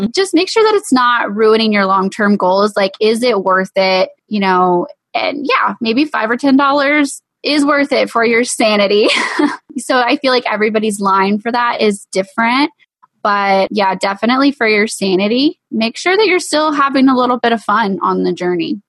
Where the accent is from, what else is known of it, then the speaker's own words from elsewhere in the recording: East Texas, United States; we're from East Texas